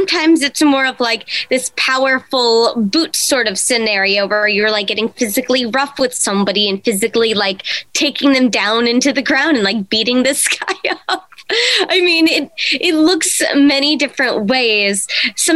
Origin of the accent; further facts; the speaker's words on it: East Coast, United States; also born or lived in Ireland; now in Nevada, United States; I was born in Ireland, but I primarily did grow up on the East Coast